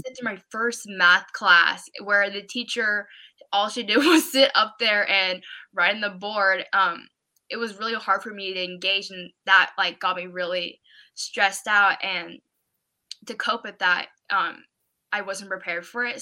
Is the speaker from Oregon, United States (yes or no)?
yes; Oregon, United States; I'm from Oregon.